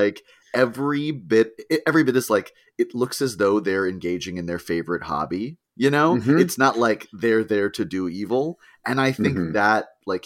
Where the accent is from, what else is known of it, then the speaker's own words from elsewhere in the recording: New Hampshire, United States; I grew up in New Hampshire